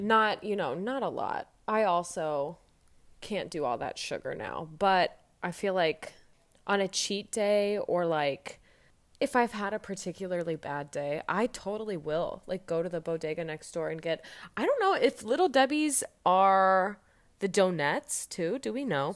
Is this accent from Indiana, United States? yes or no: yes; Fishers, Indiana, United States; now in Chicago, United States; I'm from Fishers, Indiana